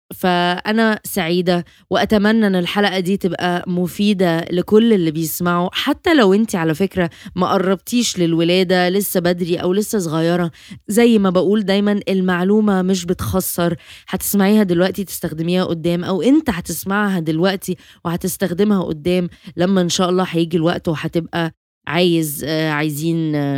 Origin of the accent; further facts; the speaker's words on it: Egypt; احنا عندنا